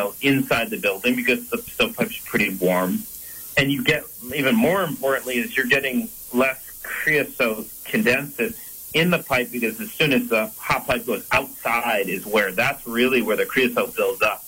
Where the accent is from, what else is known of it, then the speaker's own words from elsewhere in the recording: Brighton, New York, United States; now in Vermont, United States; I grew up in the Empire State. I'm from Rochester, New York, originally, outside of Rochester, Brighton.